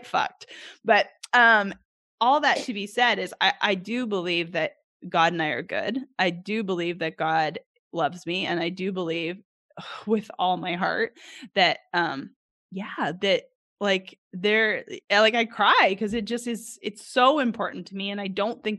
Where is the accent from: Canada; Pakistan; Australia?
Canada; Edmonton, Alberta; now in Arkansas, United States; I grew up in Edmonton, Alberta, Canada